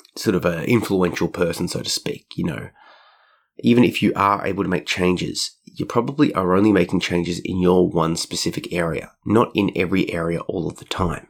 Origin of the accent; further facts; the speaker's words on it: Australia; being an Australian